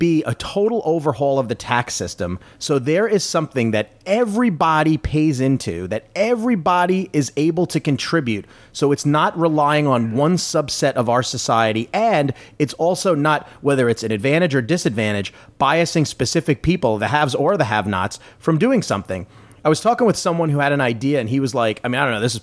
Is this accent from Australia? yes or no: no; United States; I'm an American